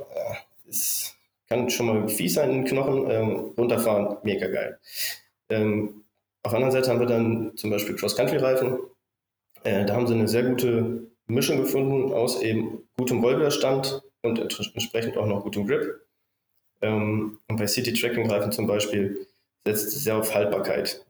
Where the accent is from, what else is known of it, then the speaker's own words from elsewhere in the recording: Bielefeld area, North Rhine-Westphalia, Germany; moved away as an adult; wieder in meiner Heimat hier in Richtung Bielefeld zu ziehen